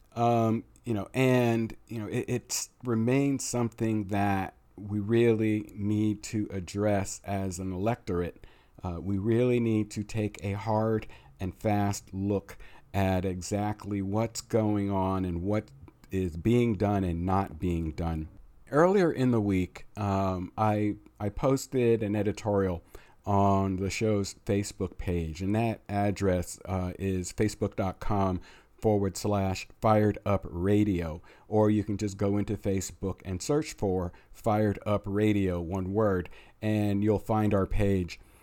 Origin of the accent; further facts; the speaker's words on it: United States; we are American